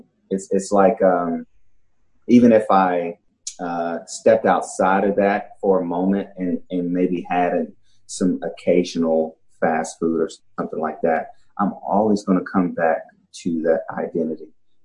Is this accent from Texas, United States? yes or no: yes; Dallas, Texas, United States; Dallas. Yeah.